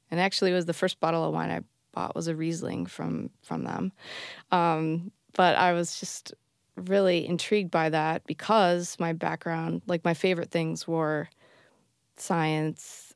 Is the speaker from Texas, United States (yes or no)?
no; Bay City, Michigan, United States; moved away as an adult; also born or lived in Alameda, California; now in Berkeley, United States; I grew up in Michigan, Bay City, Michigan, where … grew up